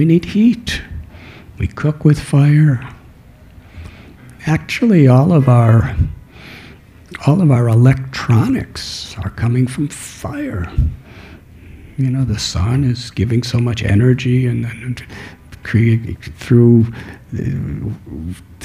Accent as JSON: {"language": "English", "town": "Chicago", "region": "Illinois", "country": "United States", "tie": "born or raised there", "said": "I was born in Chicago"}